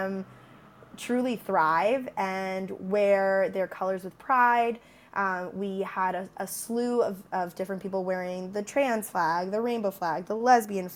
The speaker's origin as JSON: {"language": "English", "region": "Tennessee", "country": "United States", "said": "I'm originally from Tennessee"}